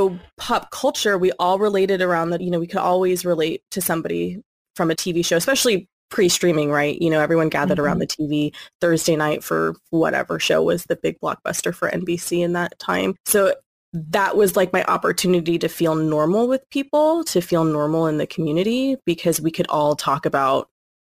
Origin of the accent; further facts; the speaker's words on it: California, United States; born and raised in California, but where I reside is specifically in the Central Valley